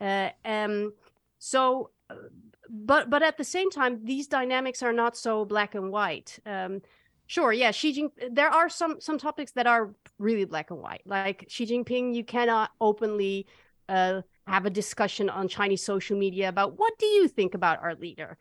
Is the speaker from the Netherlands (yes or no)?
yes; Netherlands; I'm from the Netherlands